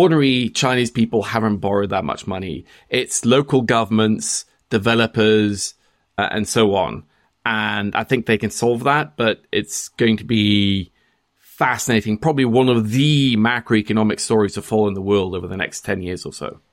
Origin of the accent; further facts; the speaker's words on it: Norway; I'm Norwegian